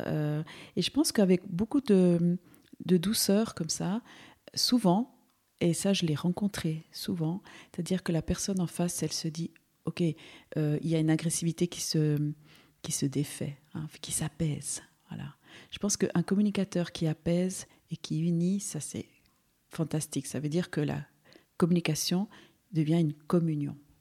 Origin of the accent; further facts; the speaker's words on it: Valais, Switzerland; also born or lived in Seville, Spain; now in Neuchâtel, Switzerland; je suis andalouse, donc euh, je suis une migrante en fait. Je suis née à Séville, mais je suis arrivée petite en Suisse. Alors ici, mon cœur est en Valais. C'est un peu mon canton où j'ai, grandi